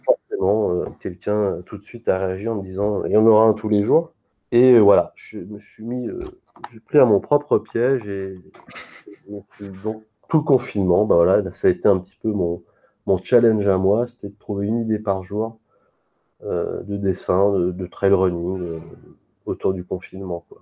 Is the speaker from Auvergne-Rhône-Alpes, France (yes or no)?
yes; Lyon, Auvergne-Rhône-Alpes, France; je suis lyonnais